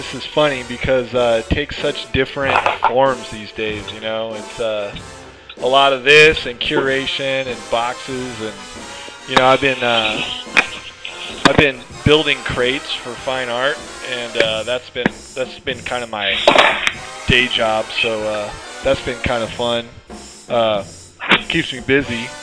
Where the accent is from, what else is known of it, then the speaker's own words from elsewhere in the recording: Fremont, California, United States; I lived in Fremont. It's where I grew up